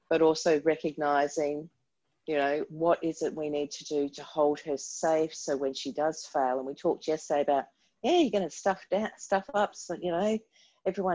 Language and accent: English; Queensland, Australia; also born or lived in Canberra; I moved from Queensland down to Canberra for 10 years. All my siblings were coming back to Brisbane. I was working in aged care for 10 years. It was time to come home